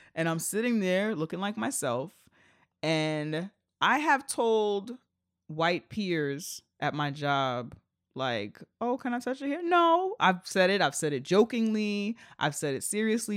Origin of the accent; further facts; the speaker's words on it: United States; I'm an American